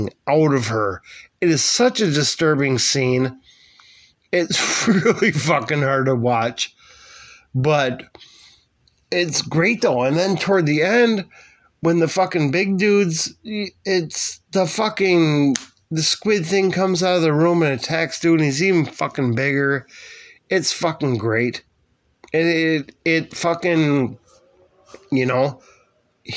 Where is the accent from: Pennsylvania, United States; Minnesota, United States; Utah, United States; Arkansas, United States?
Minnesota, United States; my home state, Minnesota